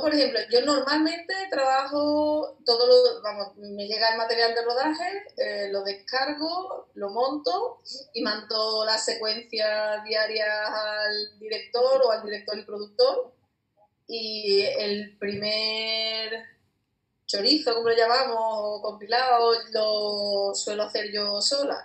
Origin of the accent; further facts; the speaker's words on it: Seville, Andalusia, Spain; yo soy de Sevilla